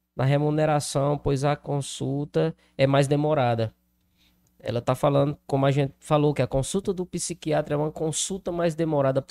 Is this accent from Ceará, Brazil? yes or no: yes; Crato, Ceará, Brazil; now in Juazeiro do Norte, Brazil; Eu sou do Crato, Hoje moro no Juazeiro, mas morei ali, inclusive, na Vila Alta, muito próximo ao Santa Teresa